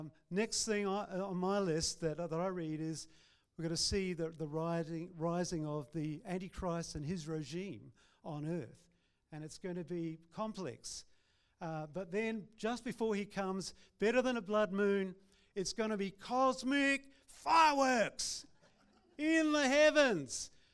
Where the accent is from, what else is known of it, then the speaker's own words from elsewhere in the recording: Christchurch, Canterbury, New Zealand; now in Brisbane, Australia; we were from two nations, and we had to relate virtually. We built a relationship. And so when I came over to Brisbane from Christchurch and arrived here, it was amazing.